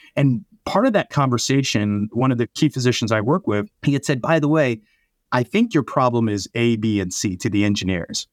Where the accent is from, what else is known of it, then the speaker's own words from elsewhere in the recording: New Jersey, United States; I'm born and raised in South Jersey